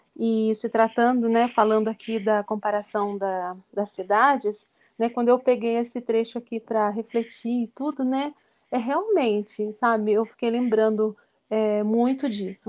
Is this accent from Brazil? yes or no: yes; São José dos Campos, São Paulo, Brazil; now in Campinas, Brazil; nós dois somos naturais, né, de São José dos Campos, como o Marquinhos disse, lá do Vale, né, nós nascemos lá no mesmo, praticamente no mesmo bairro, né, desde sempre crescemos na mesma comunidade paroquial